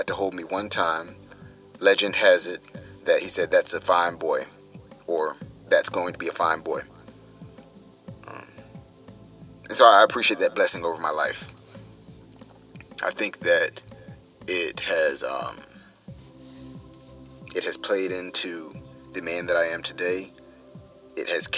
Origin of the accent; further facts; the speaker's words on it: Durham, North Carolina, United States; I was born in Durham, North Carolina